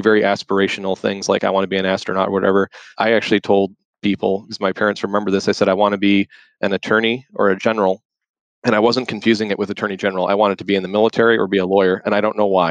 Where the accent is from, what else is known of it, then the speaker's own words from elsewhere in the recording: Detroit, Michigan, United States; also born or lived in Dubai, United Arab Emirates / Dearborn, Michigan; I was actually born in the city of Detroit, the actual city